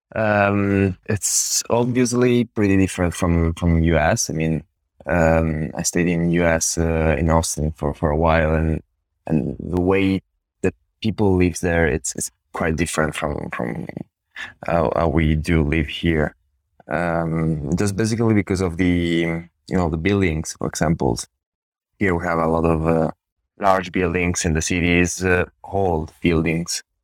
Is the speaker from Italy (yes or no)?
yes; Italy; now in Turin, Italy; I went, I went, of course, to college here in Italy